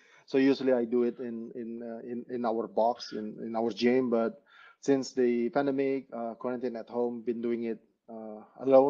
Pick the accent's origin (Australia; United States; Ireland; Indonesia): Indonesia; Bali; So I'm Indonesian. Definitely. And I was born and raised in Bali.